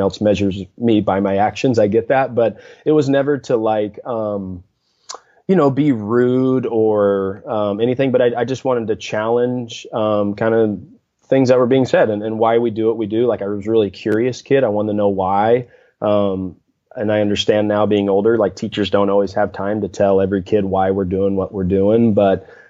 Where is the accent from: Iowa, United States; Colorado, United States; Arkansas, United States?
Arkansas, United States; Mountain Home; I grew up in North Central Arkansas, a town called Mountain Home, Arkansas, about 8,500 people, so a smaller town